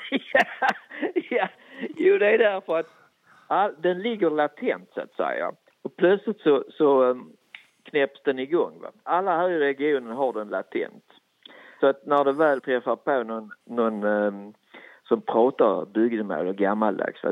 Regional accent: Skåne, Sweden; accent: Österlen bygdemål / Skånska; Jag kan prata både bygdemål och skånska

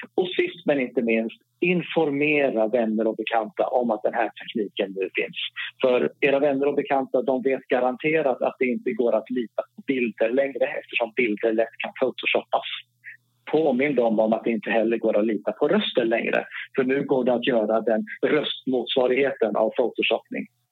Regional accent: Norrland, Sweden; accent: Norrland R; Jag har norrländska R, jag har inte Stockholms R

